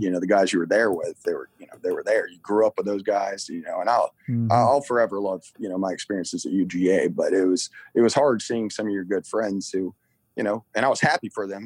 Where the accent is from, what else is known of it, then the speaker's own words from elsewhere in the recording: Fayetteville, Georgia, United States; Fayetteville, you know, my hometown